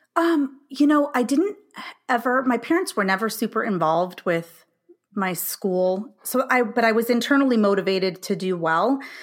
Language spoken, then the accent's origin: English; California, United States; moved away as an adult; now in Illinois, United States; I'm from California